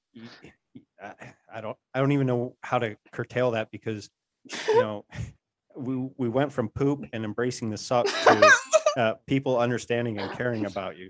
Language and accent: English; Gillette, Wyoming, United States; Gillette, Wyoming.